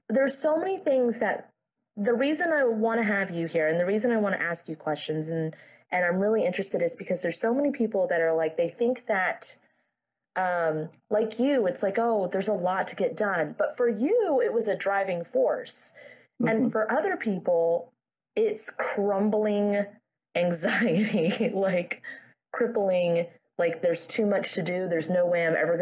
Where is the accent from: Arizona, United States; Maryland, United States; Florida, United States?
Florida, United States; I grew up in Florida, so I wasn't around snow at all